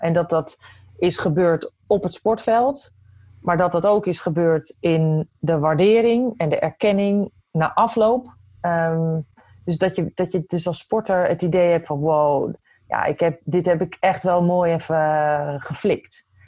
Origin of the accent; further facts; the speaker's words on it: Netherlands; als Nederlanders